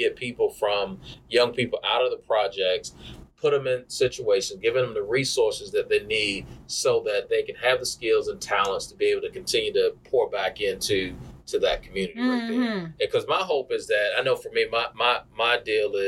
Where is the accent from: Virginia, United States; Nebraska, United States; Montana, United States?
Virginia, United States; Portsmouth; as a child and growing up in Dale's home in Portsmouth, Virginia, P-Town representing.